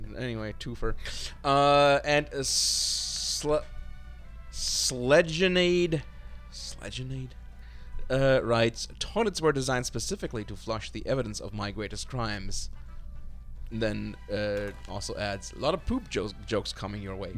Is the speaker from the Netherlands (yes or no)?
no; Germany; growing up in Germany, as part of the generation that I belong